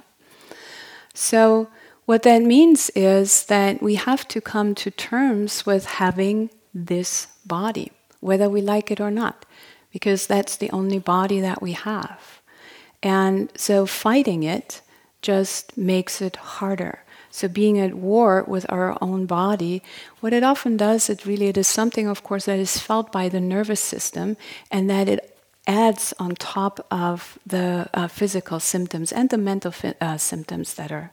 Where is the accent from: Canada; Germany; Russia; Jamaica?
Germany; accent: German; English is a second language; moved away as an adult; also born or lived in Berlin; now in United States; I'm from Germany originally. You probably figured that out by my accent.